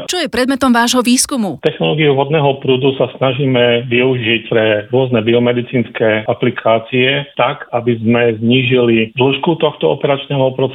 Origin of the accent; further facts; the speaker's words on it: Slovakia